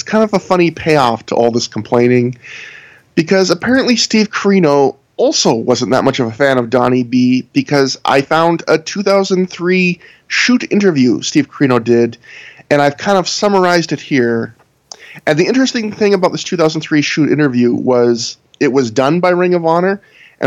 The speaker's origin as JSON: {"language": "English", "country": "Canada", "said": "I'm Canadian"}